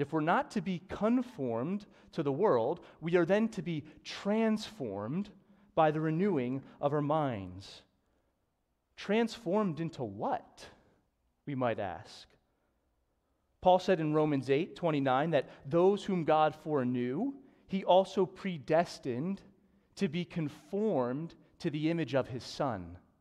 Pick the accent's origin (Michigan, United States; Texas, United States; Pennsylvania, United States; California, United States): Pennsylvania, United States; Newtown; I grew up in Newtown and went to Council Rock